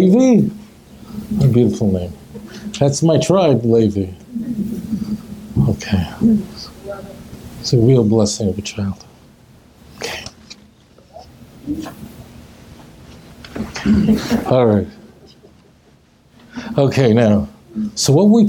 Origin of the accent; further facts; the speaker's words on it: New York City, New York, United States; when I was a kid growing up in Brooklyn